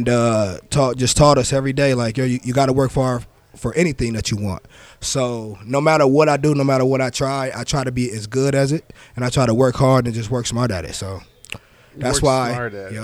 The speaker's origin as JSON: {"language": "English", "town": "Toledo", "region": "Ohio", "country": "United States", "tie": "born or raised there", "also_born_or_lived": "Detroit, Michigan", "said": "I moved down here when I was about 5"}